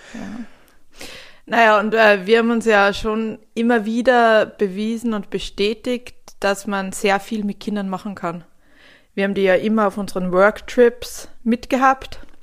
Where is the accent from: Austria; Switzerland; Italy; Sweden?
Sweden; now in Germany; mein Herkunftsland Schweden